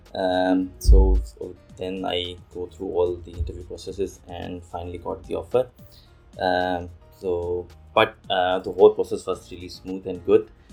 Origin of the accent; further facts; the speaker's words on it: Pakistan; moved away as an adult; also born or lived in Dubai; now in Fukuoka, Japan; I'm from Pakistan